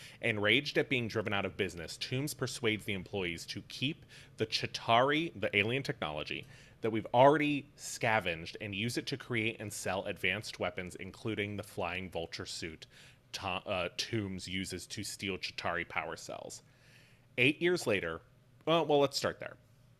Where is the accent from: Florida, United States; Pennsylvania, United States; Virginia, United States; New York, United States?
Pennsylvania, United States; Pittsburgh; I'm from Pittsburgh, and as is Michael Keaton from Pittsburgh